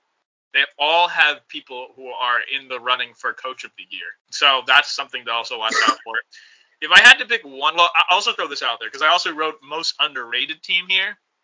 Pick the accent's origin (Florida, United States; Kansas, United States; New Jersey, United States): New Jersey, United States; since we are from the Jersey area